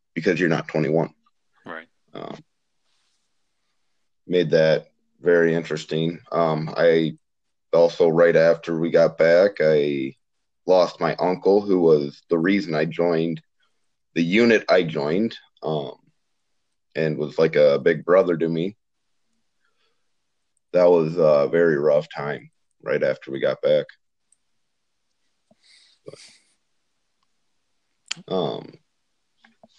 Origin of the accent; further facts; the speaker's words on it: Iowa, United States; I grew up in Iowa